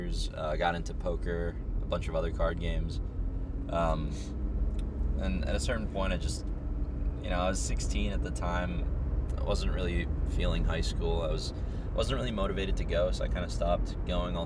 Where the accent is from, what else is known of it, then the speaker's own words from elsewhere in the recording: Minnesota, United States; moved away as an adult; also born or lived in Ukraine; now in California, United States; I immigrated to Minnesota from Ukraine when I was pretty young, about 6. Just kind of been in the States for most of my time since then